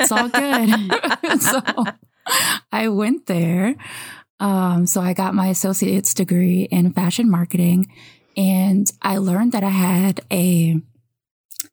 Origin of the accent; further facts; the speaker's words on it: New York, United States; moved away as an adult; also born or lived in Savannah, Georgia; now in California, United States; I'm from New York originally